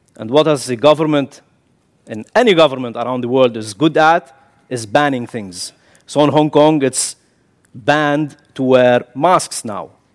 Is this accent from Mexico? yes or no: no; Kuwait; moved away as an adult; also born or lived in Syria / The Hague, Netherlands; now in Netherlands; I'm born in Kuwait, but my father is Syrian. I carry the Syrian nationality.